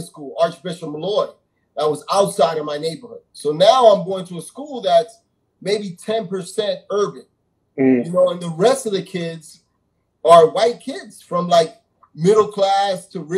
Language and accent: English; New York City, New York, United States; I grew up in Jamaica, Queens